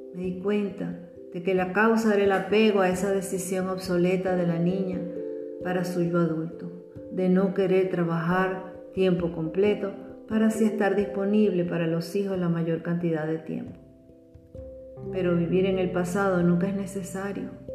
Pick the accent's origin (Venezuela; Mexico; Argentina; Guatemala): Venezuela; Ella trabajaba como profesora y directora de una escuela normal las escuelas normales, ya desaparecidas en Venezuela